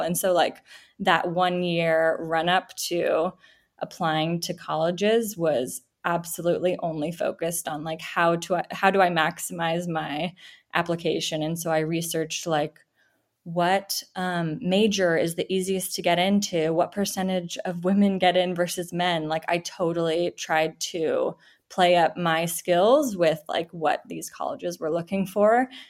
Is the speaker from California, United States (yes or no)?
yes; Silicon Valley, California, United States; I grew up in the Silicon Valley